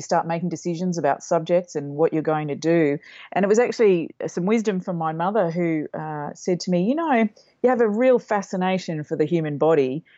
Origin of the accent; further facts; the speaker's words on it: Mildura, Victoria, Australia; moved away; I grew up in Mildura, a country town up on the Murray